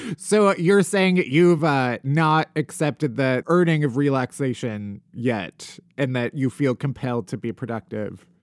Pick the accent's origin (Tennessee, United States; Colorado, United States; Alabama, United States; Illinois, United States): Illinois, United States; outside of Chicago; moved away; I'm also from the Midwest. I'm from outside of Chicago